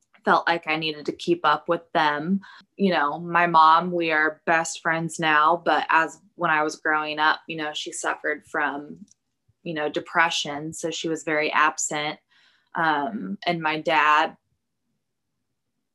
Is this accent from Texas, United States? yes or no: yes; Plano, Texas, United States; I grew up in Plano, which is a suburb of Dallas